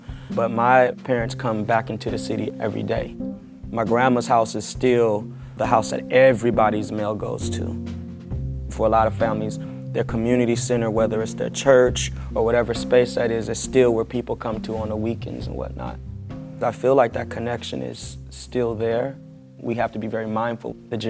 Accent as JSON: {"language": "English", "town": "San Francisco", "region": "California", "country": "United States", "tie": "born or raised there", "said": "San Francisco native, born and raised in Fillmore. My grandparents all came here from the South when that migration was happening."}